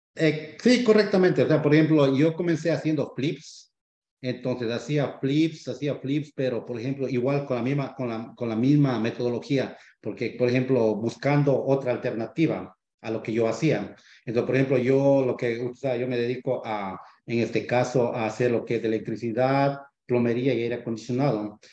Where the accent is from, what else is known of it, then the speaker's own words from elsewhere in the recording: Ecuador; moved away as an adult; now in United States; yo soy de Ecuador. llevo aquí en este país ya 15 años.